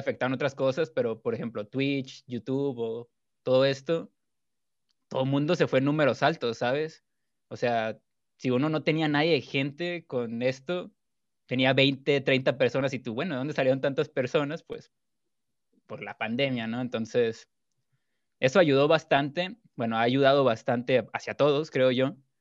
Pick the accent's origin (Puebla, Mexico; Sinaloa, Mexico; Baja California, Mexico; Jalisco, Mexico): Sinaloa, Mexico; Culiacán; now in Guadalajara, Mexico; soy de Culiacán, Sinaloa, México. Ahorita vivo en Guadalajara